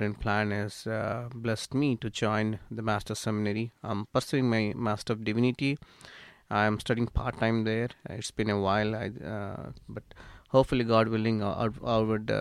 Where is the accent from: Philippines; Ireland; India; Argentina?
India; moved away as an adult; now in United States; I'm from India. I was born and brought up in India